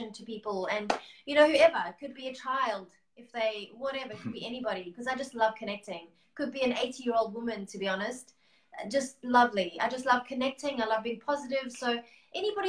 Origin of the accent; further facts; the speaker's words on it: Durban, KwaZulu-Natal, South Africa; now in Melbourne, Australia; Durban. I was a Durban girl.